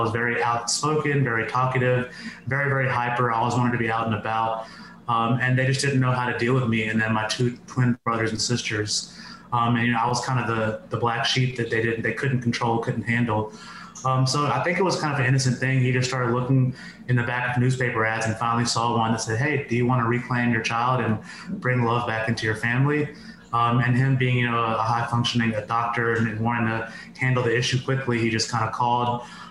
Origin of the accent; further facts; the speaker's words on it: New York City, New York, United States; born there; now in Los Angeles, United States; I'm 35 years old. I currently live in Los Angeles. I was born in New York City. My parents are first generation directly from India.